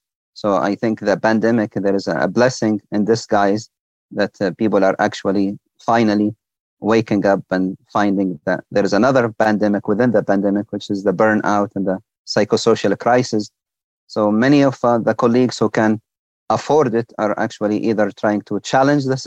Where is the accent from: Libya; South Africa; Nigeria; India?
Libya; now in United States; my home country, Libya.